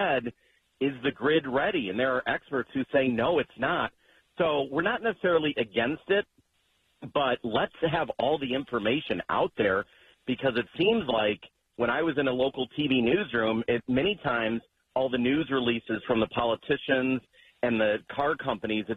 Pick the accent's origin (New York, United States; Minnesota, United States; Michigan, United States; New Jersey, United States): Michigan, United States; Wayne; also born or lived in Westland, Michigan; I grew up in Wayne, Michigan, in Westland, so I know that area very well.